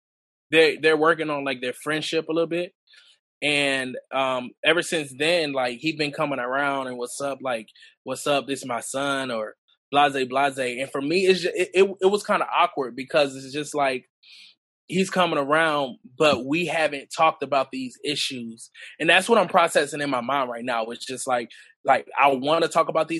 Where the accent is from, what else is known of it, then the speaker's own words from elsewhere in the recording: Montgomery, Alabama, United States; also born or lived in New York; I was basically really raised in Montgomery